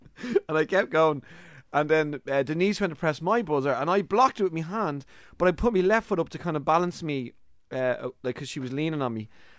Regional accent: Ireland; I'm very Irish as well.

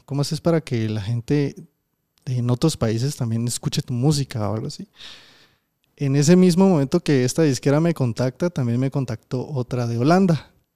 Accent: Guatemala; yo también soy de Guate

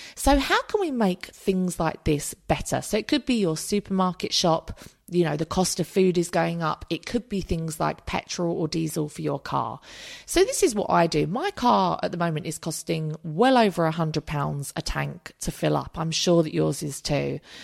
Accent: United Kingdom; we're British

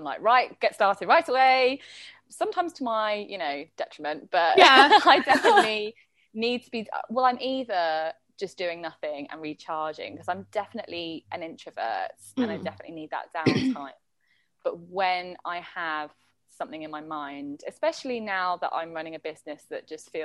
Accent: London, United Kingdom; moved away as an adult; now in Bali, Indonesia; growing up in London had, like, really steered me

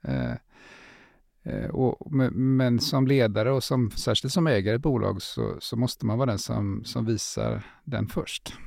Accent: Gothenburg, Västra Götaland, Sweden; vi är från Göteborg, eh, jag är det i alla fall

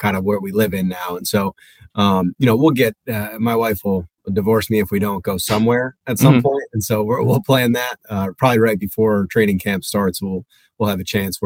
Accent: New Jersey, United States; now in Delaware, United States; I grew up in Jersey, so I grew up with an affinity to the Jersey Shore as well

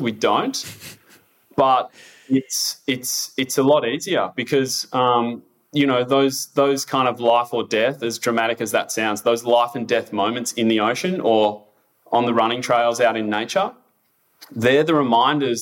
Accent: Victoria, Australia; moved away; I am originally from Victoria

